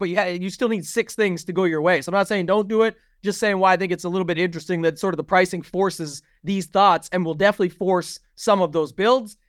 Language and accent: English; Canada; I'm Canadian